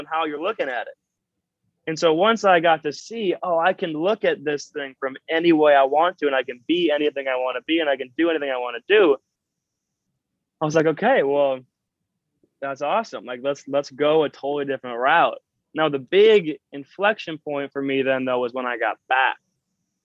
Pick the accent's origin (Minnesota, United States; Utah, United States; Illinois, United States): Minnesota, United States; I'm from Minnesota, so it is not an extremely entrepreneurial dreamer sort of culture